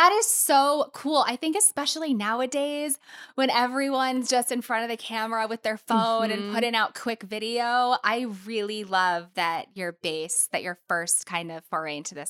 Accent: St. Louis, Missouri, United States; now in New York City, United States; Tina and I have both been here for a while, but I grew up in St. Louis.

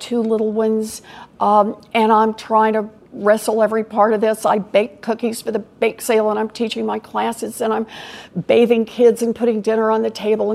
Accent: Oklahoma, United States; now in Massachusetts, United States; I grew up in Oklahoma

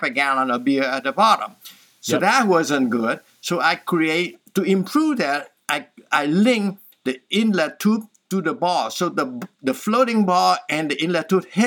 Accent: Southern Vietnam, Vietnam; moved away; I'm from Vietnam, so we're from the south

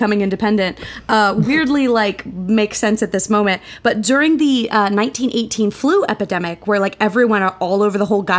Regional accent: United States; as an American

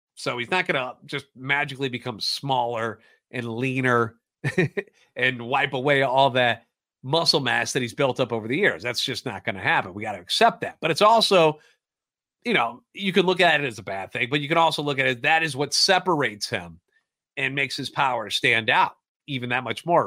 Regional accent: St. Louis, Missouri, United States; born and raised in the Loop, and a lifetime Cardinals fan.

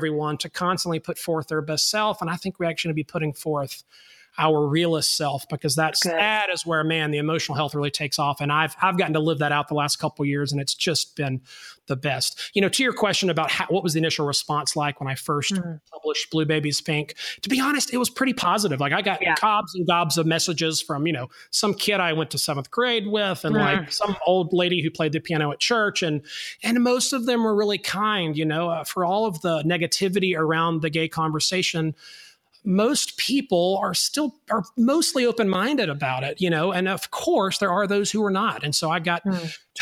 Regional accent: North Alabama, United States; now in Atlanta, United States; I am a boy from North Alabama

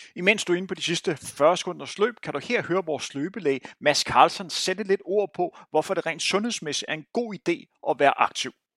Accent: Bagsværd, Capital Region of Denmark, Denmark; jeg voksede op i Bagsø

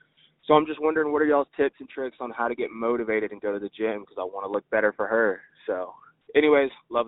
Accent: Dallas, Texas, United States; I'm from Dallas. I'm 23. I'm married.

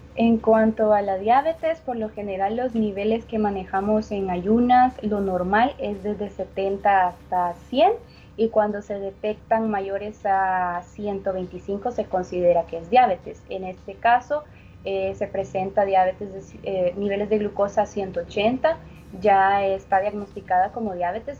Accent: El Salvador; nosotros como salvadoreños

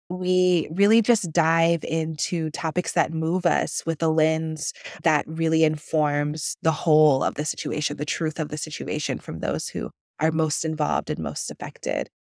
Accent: Akron, Ohio, United States; my hometown of Akron, Ohio, up in Northeast Ohio

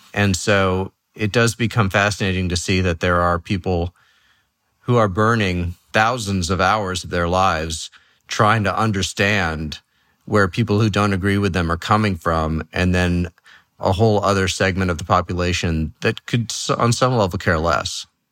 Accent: New York City, New York, United States; moved away; also born or lived in Los Angeles / San Francisco; I grew up in New York City

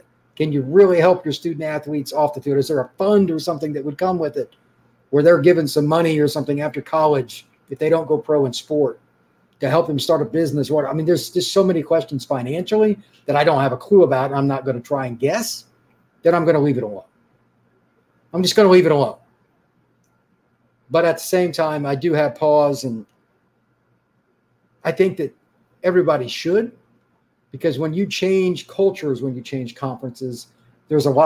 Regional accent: Midwest, United States; I grew up in the Midwest

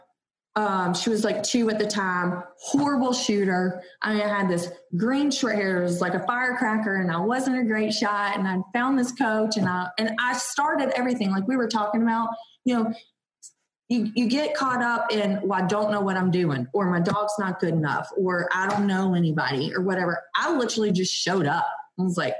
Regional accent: Georgia, United States; I'm from Georgia, so we only have like our preserves and our plantation life

